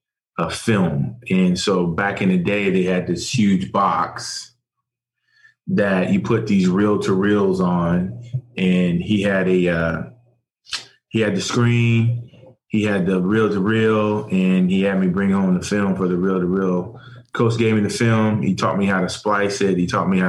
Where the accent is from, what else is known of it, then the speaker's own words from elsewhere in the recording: New England, United States; growing up in New England